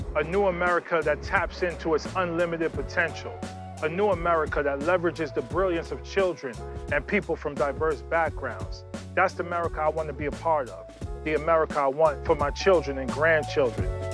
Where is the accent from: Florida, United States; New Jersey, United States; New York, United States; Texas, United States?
New York, United States; New York City; I was born and raised in New York City